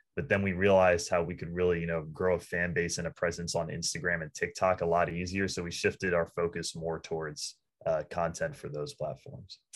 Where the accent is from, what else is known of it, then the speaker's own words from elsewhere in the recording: Northern Virginia, United States; We're in Northern Virginia